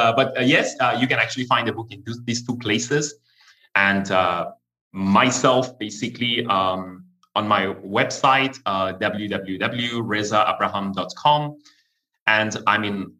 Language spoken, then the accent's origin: English; Iran; English is a second language; moved away as an adult; I'm born and raised in Iran, but I left the country when I was in my early 20s.